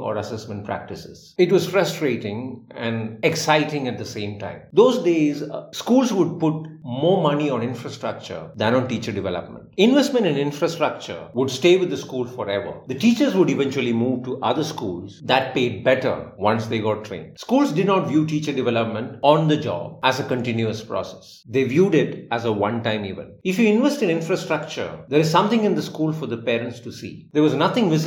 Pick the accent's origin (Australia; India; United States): India; I'm an Indian teacher